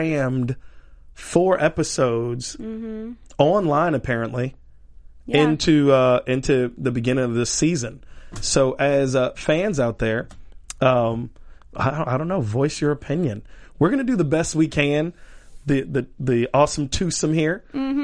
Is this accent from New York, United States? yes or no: no; Miami, Florida, United States; I'm from Miami